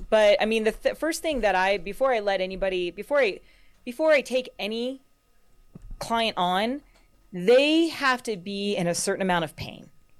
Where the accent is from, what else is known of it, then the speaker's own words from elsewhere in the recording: California, United States; now in Colorado, United States; So I grew up in California. I probably spent, you know, about half my life down there. And then once I got in Colorado, I never wanted to leave.